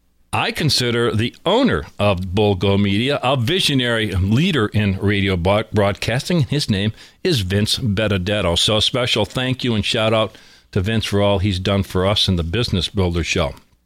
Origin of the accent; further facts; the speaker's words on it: Scranton, Pennsylvania, United States; we are in my hometown of Scranton, Pennsylvania.